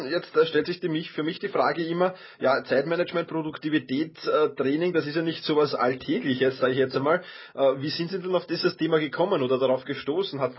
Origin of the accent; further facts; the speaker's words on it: Vienna, Austria; Ich bin Wiener.